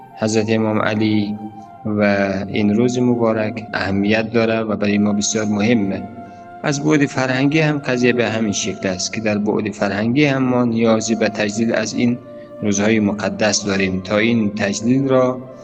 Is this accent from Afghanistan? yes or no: yes; Afghanistan; ما همه ما افغانستانی هستیم